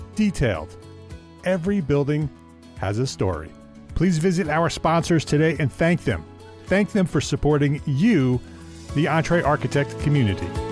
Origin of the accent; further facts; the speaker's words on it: Paramus, New Jersey, United States; I grew up in Paramus, that's why I asked. Bergen County